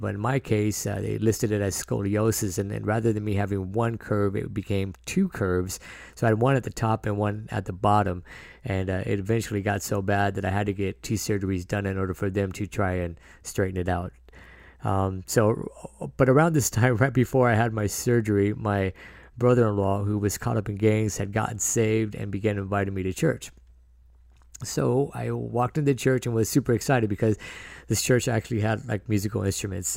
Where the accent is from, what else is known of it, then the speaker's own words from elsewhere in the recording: San Diego, California, United States; I was born in San Diego and raised by a single mother and my sister